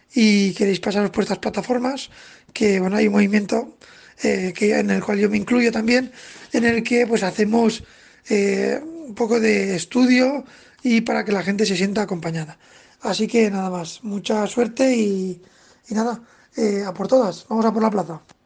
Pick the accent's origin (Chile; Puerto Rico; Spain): Spain; Zaragoza, Aragon; soy de Zaragoza